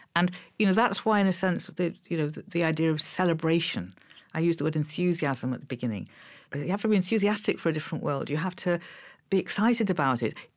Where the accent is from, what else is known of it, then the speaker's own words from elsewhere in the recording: Liverpool, North West England, United Kingdom; I was growing up in Liverpool